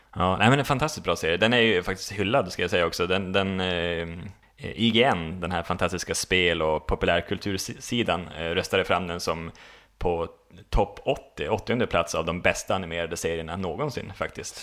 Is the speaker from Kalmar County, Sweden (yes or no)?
no; Boden, Norrbotten County, Sweden; moved away; Jag har varit, varit hem faktiskt, till, till Boden, mina gamla hemtrakter